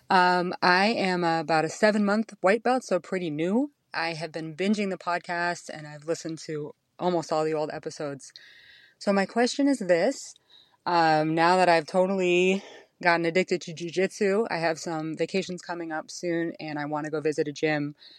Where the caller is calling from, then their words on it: Allentown, Pennsylvania, United States; I'm calling from Allentown, Pennsylvania in the States